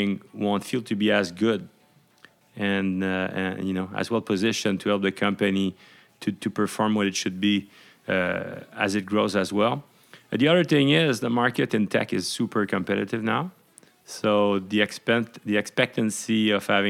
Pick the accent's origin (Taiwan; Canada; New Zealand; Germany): Canada; Montreal, Quebec; also born or lived in Laval; I was born in Montreal